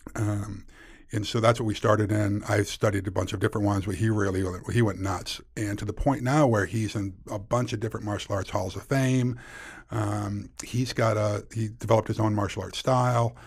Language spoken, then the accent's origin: English; Weston's Mills, New York, United States; I grew up in a real small town in rural Western New York